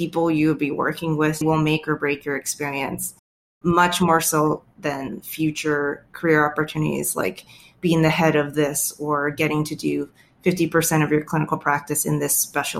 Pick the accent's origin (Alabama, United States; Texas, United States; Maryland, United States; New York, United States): Maryland, United States; moved away as an adult; also born or lived in Atlanta, Georgia / Ohio; now in Portland, United States; born and raised in Maryland.